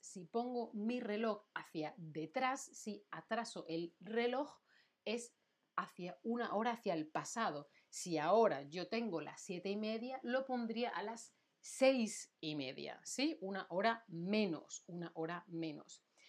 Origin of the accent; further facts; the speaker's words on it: Spain; now in Germany; Yo soy de España